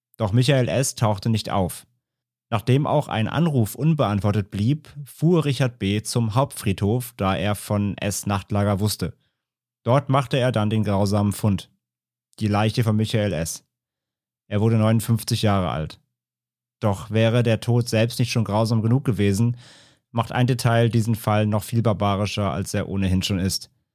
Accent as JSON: {"language": "German", "area": "Ahr valley district, near Koblenz", "region": "Rhineland-Palatinate", "country": "Germany", "tie": "born or raised there", "said": "in der Region, in der ich aufgewachsen äh, bin. Ich komme aus dem Ahrtalkreis"}